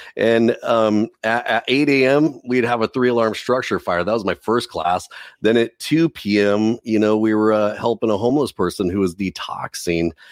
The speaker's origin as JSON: {"language": "English", "region": "Southern California", "country": "United States", "tie": "born or raised there", "said": "Growing up in Southern California"}